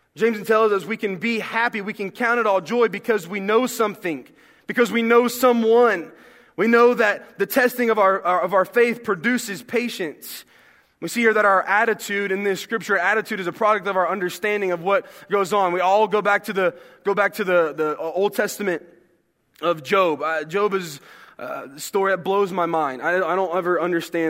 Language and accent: English; the South, United States; I'm from the South